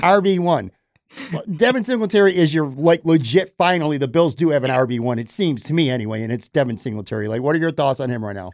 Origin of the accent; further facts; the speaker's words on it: Buffalo, New York, United States; moved away as an adult; also born or lived in Florida; born and raised in Buffalo